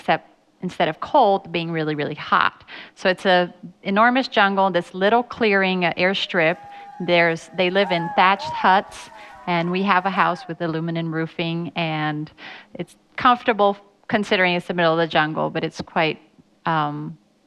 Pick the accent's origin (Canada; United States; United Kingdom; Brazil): Brazil; I was born and raised in Brazil